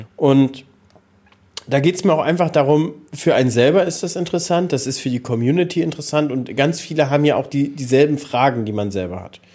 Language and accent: German; Mecklenburg-Vorpommern, Germany; bei uns in MV